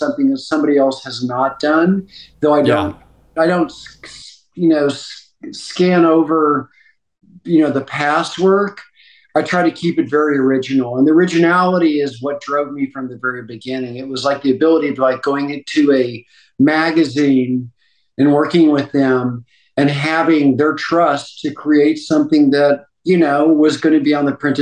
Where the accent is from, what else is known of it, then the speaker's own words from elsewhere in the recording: Texas, United States; moved away; also born or lived in New York; growing up in Texas, I was fortunate to have two older brothers